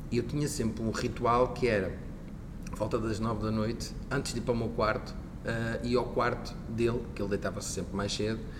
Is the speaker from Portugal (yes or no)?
yes; Barcelos, Norte, Portugal; eu sou natural de Barcelos e na altura no Centro Empresarial de Barcelos uh, decorria, então, decorria então essa formação.